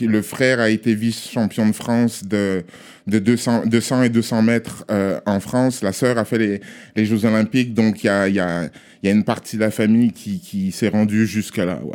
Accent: Togo; now in Montreal, Canada; On est à Montréal, je suis togolais

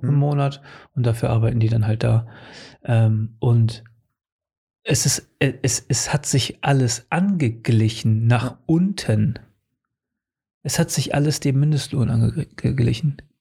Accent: Portugal; now in Germany; in meiner Heimat in Portugal. Seit, seitdem ich da weggezogen bin

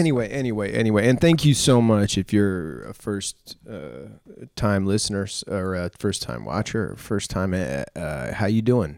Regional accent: New England, United States; now in Los Angeles, United States; I grew up in New England

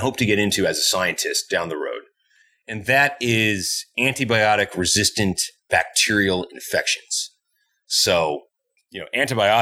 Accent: Essex, New England, United States; moved away as an adult; also born or lived in Montreal, Canada; now in Edmonton, Canada; I grew up in New England in this white bread picturesque town called Essex.

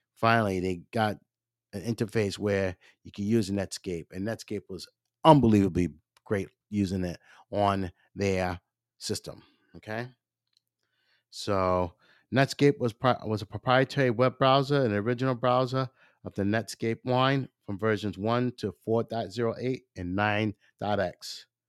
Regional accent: Maryland, United States; I'm not from here, I'm from Maryland

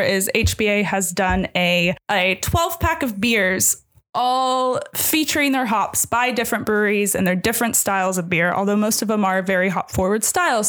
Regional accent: Missouri, United States; moved away; growing up in Missouri

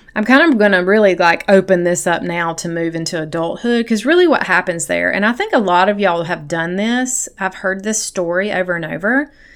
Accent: South Carolina, United States; I grew up in South Carolina in a Christian home.

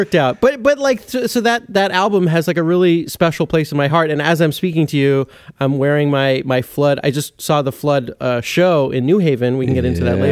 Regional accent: Santa Monica, California, United States; grew up, in Santa Monica, California, is my hometown

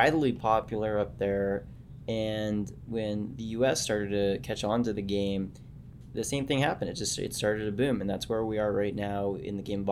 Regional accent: Southern California, United States; also born or lived in Canada; I grew up in Southern California, and I grew up playing box lacrosse

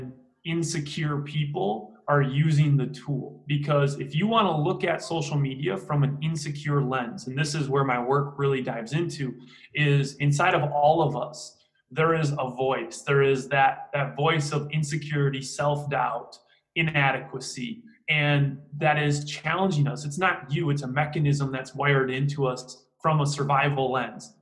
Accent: Green Bay, Wisconsin, United States; I'm from Green Bay, Wisconsin

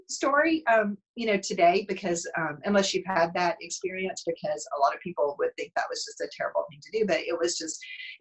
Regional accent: Bledsoe County, Tennessee, United States; moved away; my parents still live in where I grew up in Bledsoe County in Tennessee

